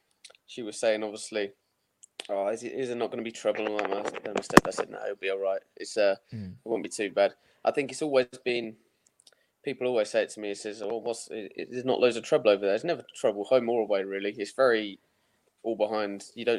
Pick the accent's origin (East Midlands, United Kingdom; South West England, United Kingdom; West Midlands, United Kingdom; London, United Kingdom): East Midlands, United Kingdom; Kettering; I was born in Kettering, East Midlands, just a bit south of Leicester and a bit north of Northampton, somewhere in between there. Lived there for 18 years, only moved here recently.